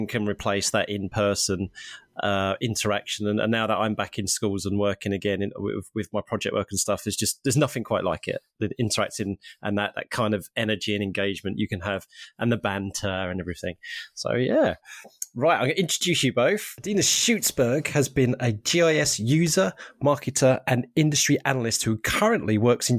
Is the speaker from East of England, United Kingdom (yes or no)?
yes; Harlow, East of England, United Kingdom; But I did a sponsored bike ride from my hometown of Harlow in Essex, which is just outside of London, all the way up to Norwich here in East Anglia.